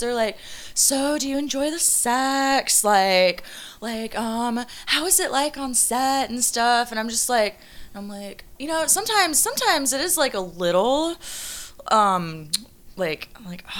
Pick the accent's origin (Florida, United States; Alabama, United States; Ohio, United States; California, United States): Florida, United States; Orlando; moved away as an adult; now in Los Angeles, United States; I'm from Orlando